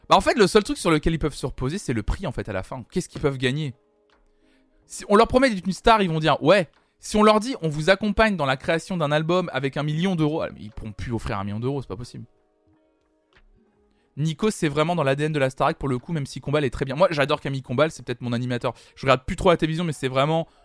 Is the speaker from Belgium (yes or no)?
yes; Belgium; C'est gentil, mais je suis belge